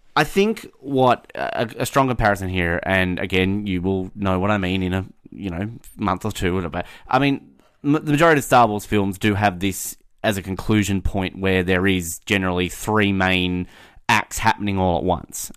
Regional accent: Australia; as an Australian

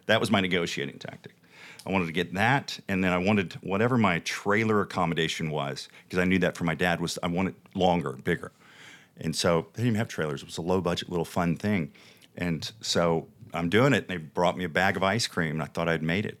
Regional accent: the Bible Belt, United States; now in Las Vegas, United States; being born and raised in the Bible Belt and in the faith

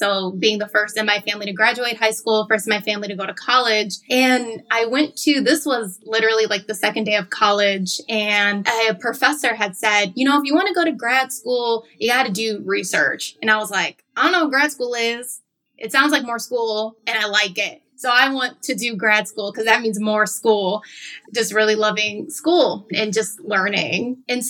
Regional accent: Chicago, Illinois, United States; validated my experiences as a young woman of color growing up in Chicago.

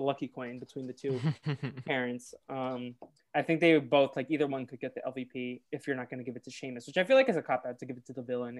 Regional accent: Boston, Massachusetts, United States; I say I'm from Boston, but I'm technically from like the suburbs of Boston.

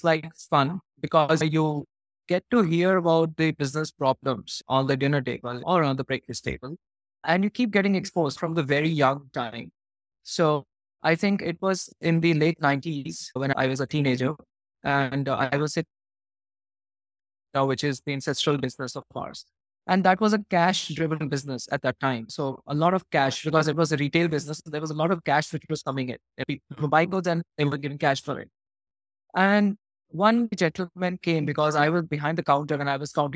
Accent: Jalandhar, Punjab, India; also born or lived in Massachusetts, United States / Los Angeles, United States; I'm from Punjab and a city called Jalandhar. And I've been born and brought up here.

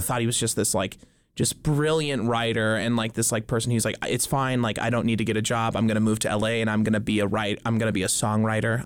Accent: Dillon, Montana, United States; I grew up in Dillon, Montana

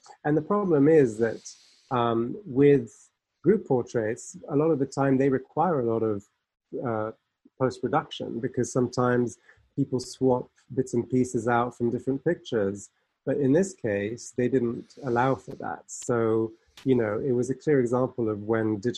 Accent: Geneva, Switzerland; moved away as an adult; now in United Kingdom; I'm actually from Geneva myself. So, you know, I grew up around all

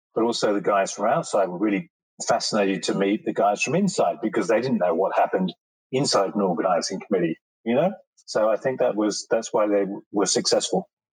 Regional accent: England, United Kingdom; moved away; I was born in England

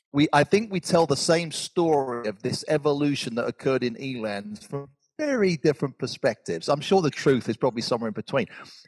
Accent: Georgia, United States; our Republican president, and I'm from Georgia, which is also Republican

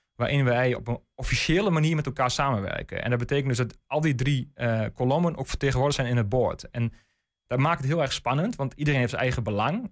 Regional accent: De Lutte, Overijssel, Netherlands; ik kom zelf uit de Lutte. Ehm, dus echt kind van de regio

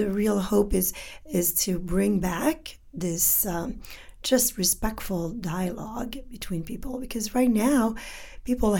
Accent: Canada; first language French; English is a second language; I'm from Canada

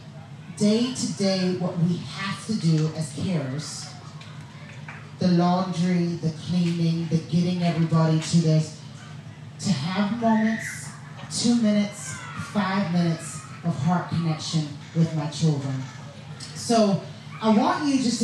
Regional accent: the southern states of America, United States; I grew up in a black family in the southern states of America

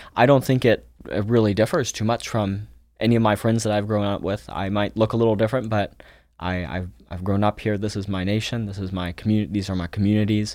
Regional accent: Springfield, Ohio, United States; also born or lived in Almaty, Kazakhstan; I grew up in Springfield, Ohio

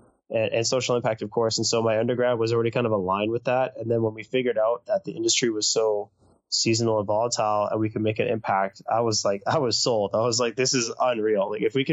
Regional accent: North Vancouver, British Columbia, Canada; also born or lived in Bordeaux, France; I grew up in North Vancouver

